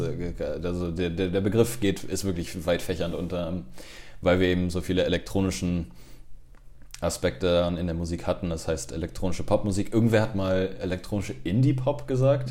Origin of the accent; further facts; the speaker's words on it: Cologne, North Rhine-Westphalia, Germany; also born or lived in Montreal, Canada; Ich bin im Prinzip in Köln groß geworden, bin Gölsche Jung